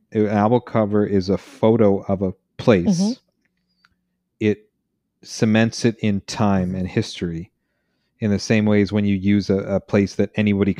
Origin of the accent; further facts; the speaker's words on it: Canada; I'm Canadian